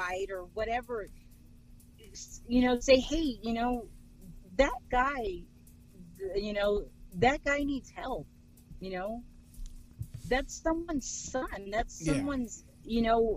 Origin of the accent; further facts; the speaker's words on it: Texas, United States; just because I'm from Texas, I don't sound like that.